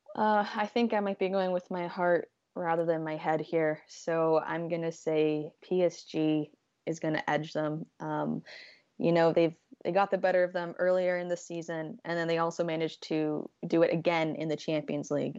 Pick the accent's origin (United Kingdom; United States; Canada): Canada; I'm Canadian.